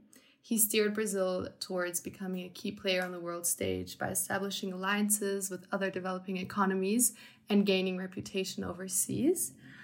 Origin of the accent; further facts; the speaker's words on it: Munich, Bavaria, Germany; moved away; 20 years old and will enter my third year of my bachelor's in international relations here at IE. I'm from Munich, Germany.